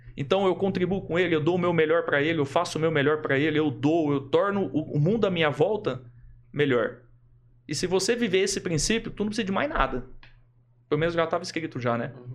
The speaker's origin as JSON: {"language": "Portuguese", "town": "Adamantina", "region": "São Paulo", "country": "Brazil", "tie": "born or raised there", "also_born_or_lived": "Londrina, Paraná", "moved": "as an adult", "lives_now": "Maringá, Brazil", "said": "Eu sou do interior de São Paulo. Uhum. Minha cidade natural é interior de São Paulo, Adamantina"}